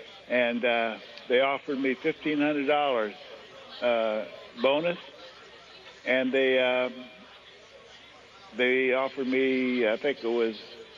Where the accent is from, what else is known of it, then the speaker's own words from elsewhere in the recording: Ashland, Ohio, United States; I'm from Ashland, Ohio, 60 miles below Cleveland.